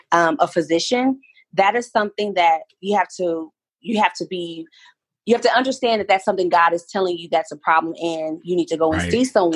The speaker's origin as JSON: {"language": "English", "region": "Oklahoma", "country": "United States", "said": "I'm from Oklahoma"}